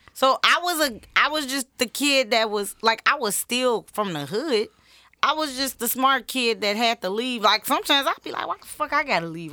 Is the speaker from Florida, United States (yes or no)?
no; Chicago, Illinois, United States; I grew up on Laramie and Madison